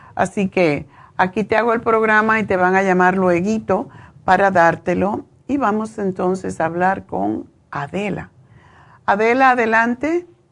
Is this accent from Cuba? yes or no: yes; Cuba; Yo soy cubana